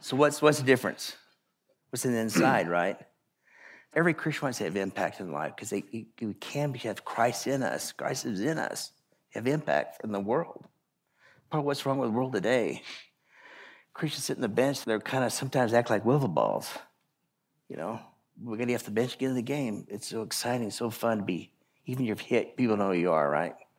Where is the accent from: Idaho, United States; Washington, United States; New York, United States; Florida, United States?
Idaho, United States; I grew up in Idaho